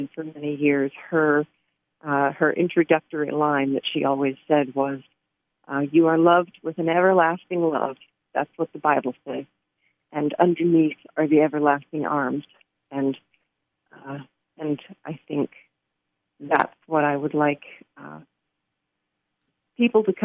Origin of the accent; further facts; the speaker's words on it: Pacific Northwest, United States; I have grown up in the Pacific Northwest, and don't use an umbrella when I go out in the rain.